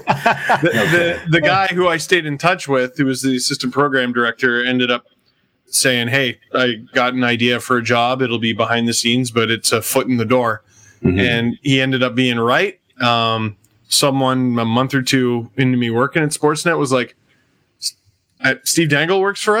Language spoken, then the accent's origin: English; Toronto, Ontario, Canada; growing up in Scarborough, and which wasn't part of Toronto yet